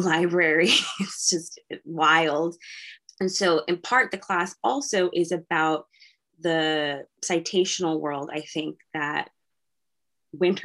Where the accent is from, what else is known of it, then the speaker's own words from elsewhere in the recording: Arlington, Massachusetts, United States; I'm from Arlington, Massachusetts